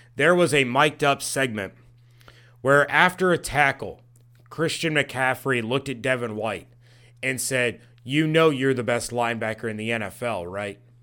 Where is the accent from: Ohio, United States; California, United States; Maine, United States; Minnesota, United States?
Ohio, United States; Dayton; right here in my hometown